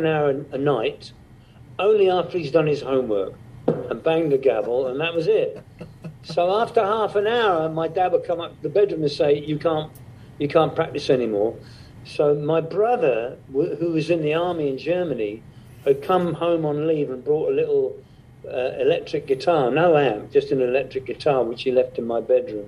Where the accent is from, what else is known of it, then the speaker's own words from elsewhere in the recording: England, United Kingdom; Where I was brought up in England was very, very remote